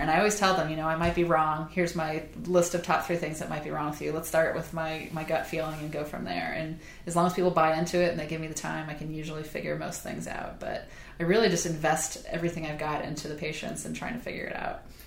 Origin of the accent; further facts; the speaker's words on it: Southern Illinois, United States; now in Charleston, United States; I grew up in Southern Illinois where everybody was from a farming area